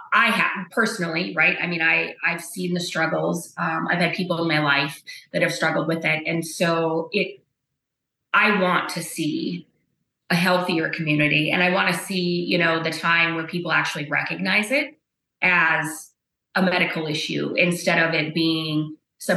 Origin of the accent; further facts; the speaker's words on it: Bowman County, North Dakota, United States; growing up in Bowman County